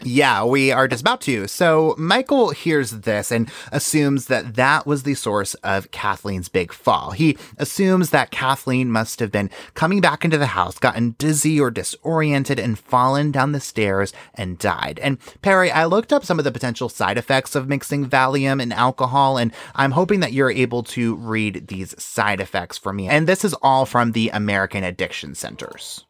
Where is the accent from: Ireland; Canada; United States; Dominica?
United States; New York; I'm from New York